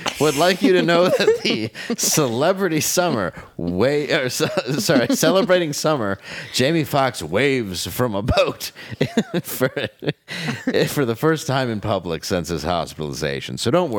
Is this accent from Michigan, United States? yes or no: yes; Michigan, United States; I grew up in Michigan.